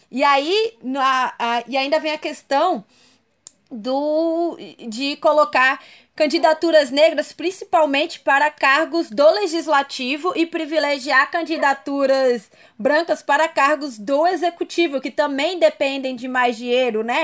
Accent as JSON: {"language": "Portuguese", "town": "Brasília", "region": "Federal District", "country": "Brazil", "said": "eu sou de Brasília"}